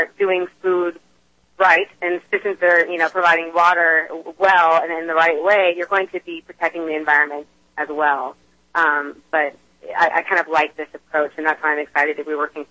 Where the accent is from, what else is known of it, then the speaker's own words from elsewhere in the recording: outside Portland, Oregon, United States; I am from the Northwest. I grew up just outside the Portland area